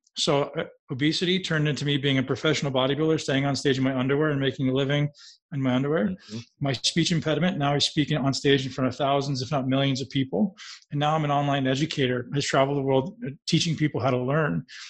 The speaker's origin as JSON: {"language": "English", "town": "Toronto", "region": "Ontario", "country": "Canada", "tie": "born or raised there", "said": "I lived in a big city. I grew up in Toronto. I was riding the bus."}